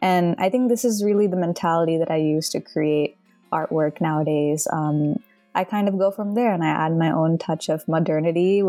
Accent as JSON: {"language": "English", "town": "Dallas", "region": "Texas", "country": "United States", "tie": "born or raised there", "also_born_or_lived": "India", "said": "I was born in India, but I grew up mostly in Dallas, Texas."}